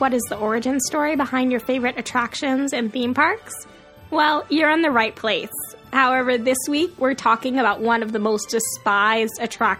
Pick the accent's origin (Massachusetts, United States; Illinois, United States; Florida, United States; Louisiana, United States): Florida, United States; I grew up in Florida in the 1990s, frequenting Disney World